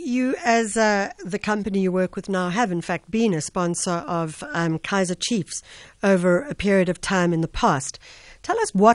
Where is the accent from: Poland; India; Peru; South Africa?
South Africa